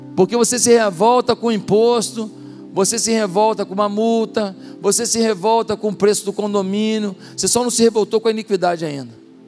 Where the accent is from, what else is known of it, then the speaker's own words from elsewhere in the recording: Brazil; Nós somos brasileiros